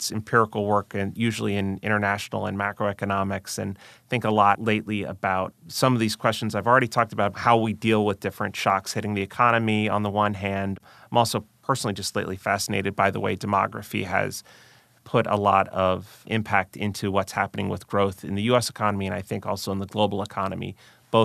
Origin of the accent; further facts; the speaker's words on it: Long Island, New York, United States; I grew up on Long Island, just outside New York.